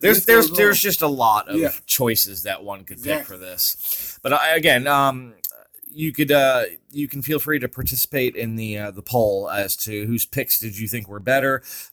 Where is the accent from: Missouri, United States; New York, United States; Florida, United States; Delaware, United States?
New York, United States; I'm from New York. So yeah. I'm sure that from time to time, you will hear my accent come out.